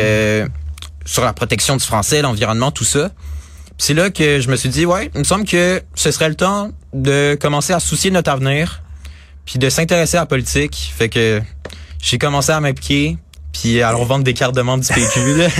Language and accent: French; Quebec, Canada; en tant que Québécois